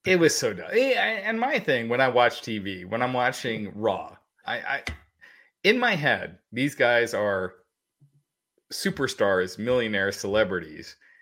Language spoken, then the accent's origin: English; Kentucky, United States; when I was growing up as a Indian person, uh, in, in America, I was born in Kentucky